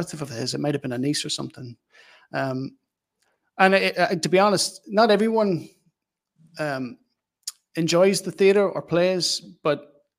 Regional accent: Newry, Northern Ireland, United Kingdom; we come from Newry

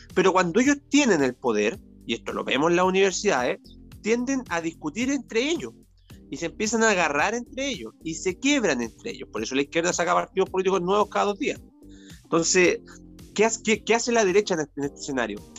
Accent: Valparaíso, Chile; mis tierras de la quinta región, de la quinta costa, de donde yo soy originario

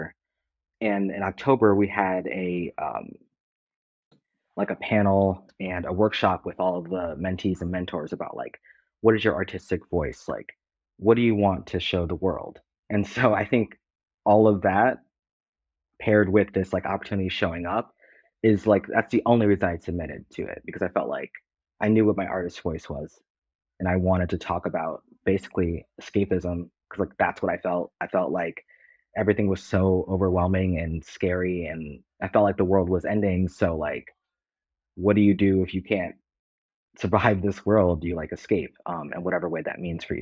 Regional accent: Cleveland, Ohio, United States; moved away as an adult; I'm from Cleveland. I went to college also in Ohio, moved out here to be a writer

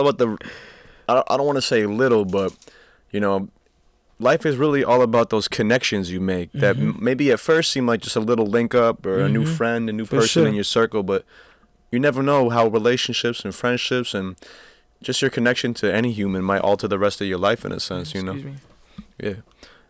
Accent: Maine, United States; born or raised there

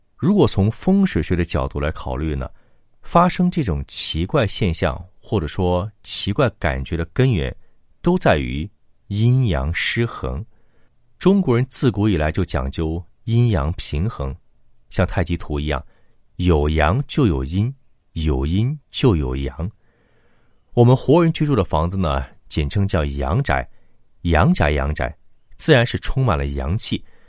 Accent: China; 我们中国人

